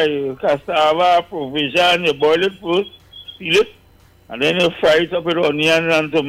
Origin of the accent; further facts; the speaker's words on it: Trinidad & Tobago; Trinidadians, me.